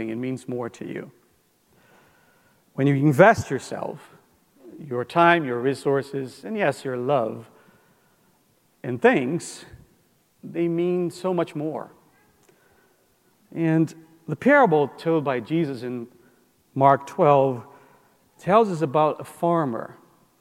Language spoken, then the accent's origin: English; Brazil; moved away; we grew up in Brazil, my wife